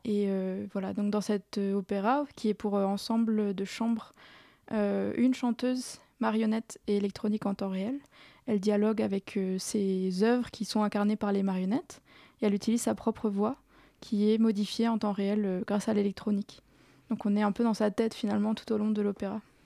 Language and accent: French; Strasbourg, Grand Est, France; moved away as an adult; je suis née à Strasbourg et j'y suis restée jusqu'à jusqu'à la fin de mon master